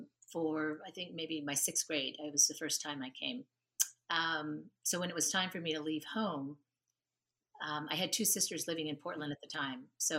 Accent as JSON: {"language": "English", "country": "Japan", "tie": "born or raised there", "said": "So I grew up in Japan."}